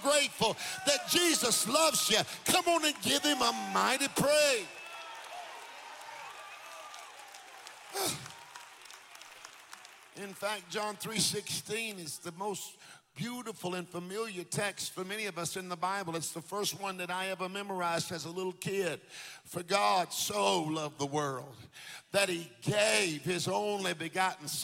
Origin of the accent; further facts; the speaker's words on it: Jacksonville, Florida, United States; We used to live in Jacksonville. I went to Andrew Jackson. We lived there on Pearl Street